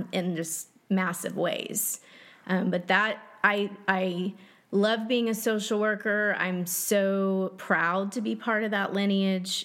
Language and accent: English; Dallas, Texas, United States; I grew up in Dallas, Texas